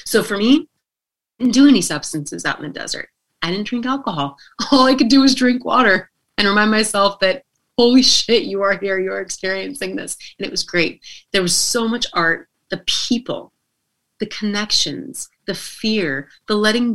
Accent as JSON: {"language": "English", "town": "Reno", "region": "Nevada", "country": "United States", "said": "I'm considered a local because I'm from Reno."}